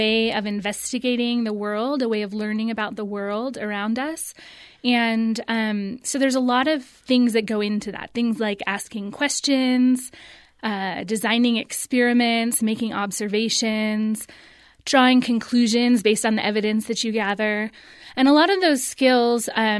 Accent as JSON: {"language": "English", "region": "California", "country": "United States", "tie": "born or raised there", "said": "I grew up in California"}